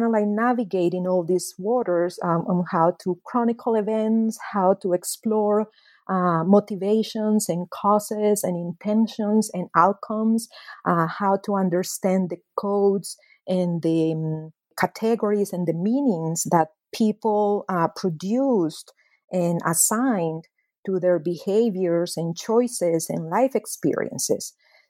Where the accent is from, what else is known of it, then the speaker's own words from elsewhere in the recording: Medellin, Antioquia, Colombia; So because I was born and raised in Medellin, because my mother and my mother's family are paisas from Medellin, I always felt that I wanted to explore more my other side of the family, you know, the Guajira side.